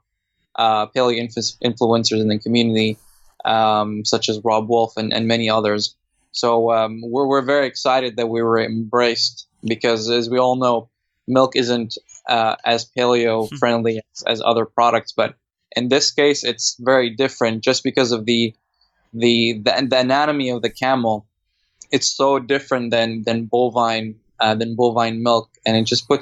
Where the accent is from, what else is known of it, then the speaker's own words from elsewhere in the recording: Saudi Arabia; now in Australia; my hometown. Saudi Arabia